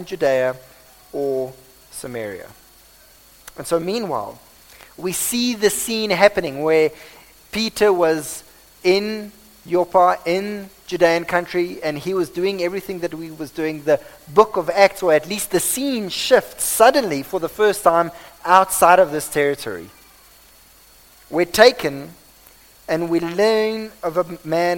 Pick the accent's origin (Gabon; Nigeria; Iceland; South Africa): South Africa; accent: Afrikaans; this is probably my Afrikaans accent